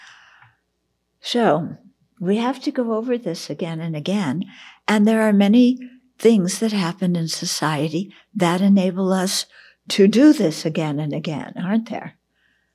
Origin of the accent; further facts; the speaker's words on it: outside of Los Angeles, California, United States; I grew up outside of Los Angeles, so, and went to college in the city.